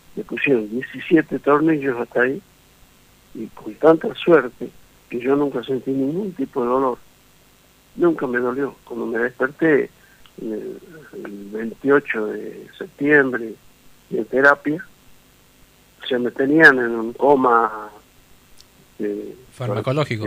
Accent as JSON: {"language": "Spanish", "region": "Tucumán", "country": "Argentina", "tie": "born or raised there", "moved": "yes", "said": "Tucumán es, mi patria chica"}